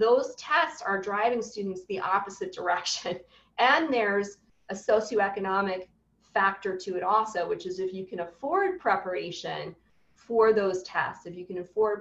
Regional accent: New York City, New York, United States; I'm a New Yorker through and through

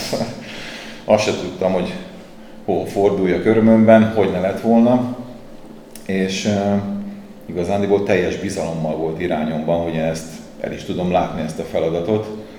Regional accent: Budapest, Hungary; nem voltam kollégista Budapesti lévén

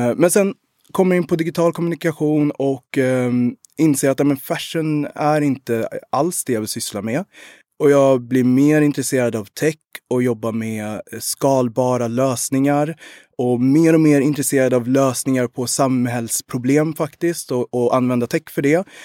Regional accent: Sweden; also born or lived in Rwanda / Uganda; min mor kom till Sverige i maj 91 och jag föddes den 9 maj. 91.

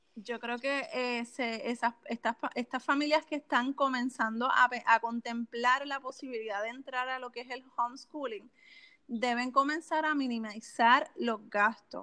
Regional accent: Canóvanas, Puerto Rico; Pues yo soy de Canóvanas, Puerto Rico.

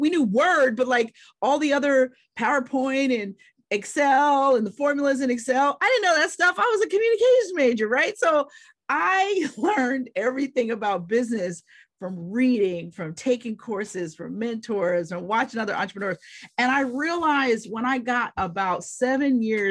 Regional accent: Pittsburgh, Pennsylvania, United States; I'm from Pittsburgh, Pennsylvania

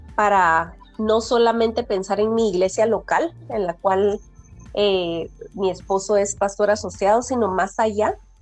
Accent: Guatemala; yo nací en Guatemala y aquí he vivido toda mi vida

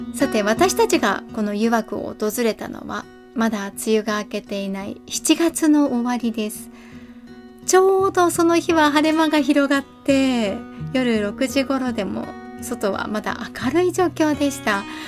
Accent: Kanazawa, Ishikawa, Japan; 私は金沢出身金沢在住なんですが

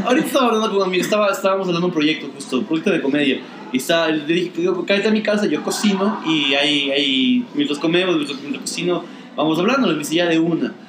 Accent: Quito, Pichincha, Ecuador; soy bien quiteño, creo yo. O sea. Soy un tipo que ha vivido casi toda su vida en Quito

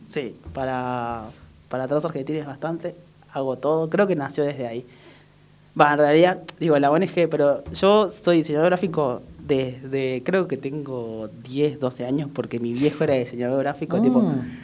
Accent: Córdoba, Argentina; moved away as an adult; also born or lived in Salta / Buenos Aires; nací en Salta, pero la verdad que me crié en Córdoba, entonces me considero más cordobés que otra cosa. No tengo mucha tonada, pero por ahí cuando me enojo me sale bastante

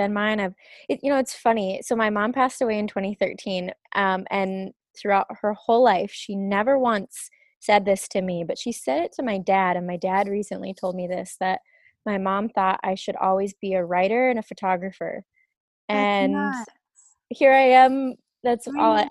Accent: Grand Rapids, United States; moved away; the house that I grew up in Grand Rapids

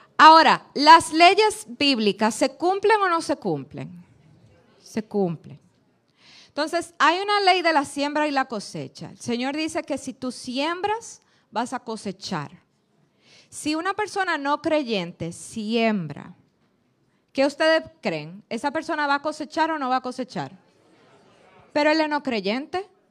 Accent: Dominican Republic; Nosotros como dominicanos

